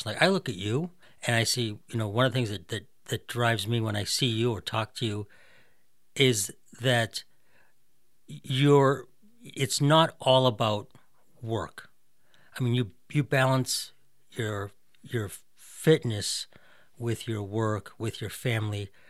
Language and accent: English; Massachusetts, United States; accent: Boston; lost the Boston accent for the most part